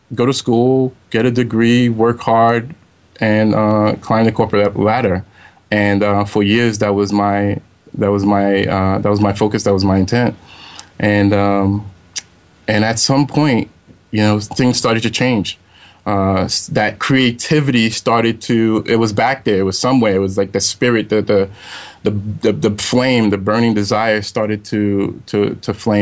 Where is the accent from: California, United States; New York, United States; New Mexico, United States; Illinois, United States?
New York, United States; New York City; I grew up in Brooklyn, New York. So in the area called Flatbush